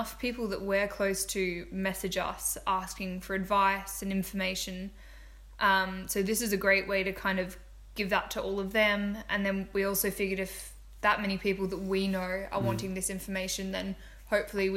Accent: Australia; I'm from Australia

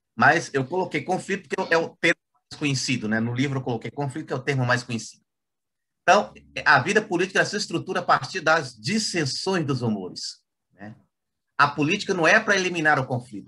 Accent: Goiás, Brazil; now in Conceição do Araguaia, Brazil; eu sou goiano

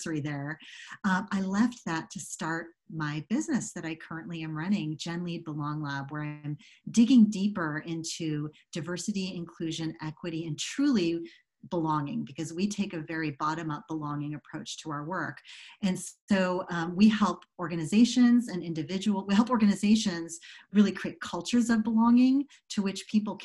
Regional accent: suburbs of Chicago, Illinois, United States; When I was about nine, we moved to the suburbs of Chicago.

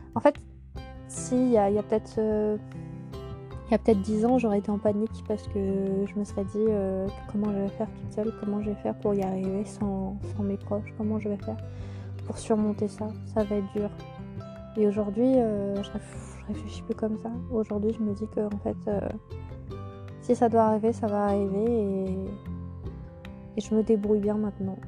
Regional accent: Auvergne-Rhône-Alpes, France; moved away as an adult; now in Moselle, France; dans la région de, mon enfance, en Auvergne

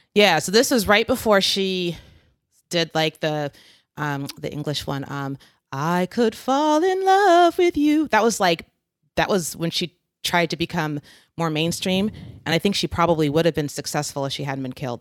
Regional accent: West Coast, United States; now in East Coast, United States; growing up on the West Coast

